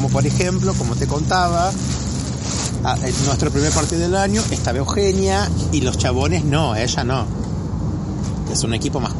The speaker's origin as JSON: {"language": "Spanish", "country": "Brazil", "said": "a nosotros, a los brasileños nos pasa muchas veces en Estados Unidos cuando se va a completar una ficha en un hotel que está así, hispano. Nosotros no somos hispanos."}